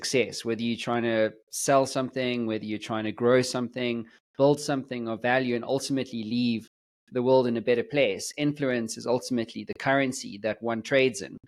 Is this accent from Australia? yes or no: no; South Africa; I'm from South Africa